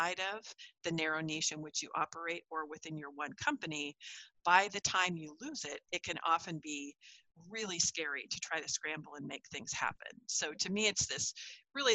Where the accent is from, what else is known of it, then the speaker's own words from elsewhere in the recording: California, United States; where I grew up in California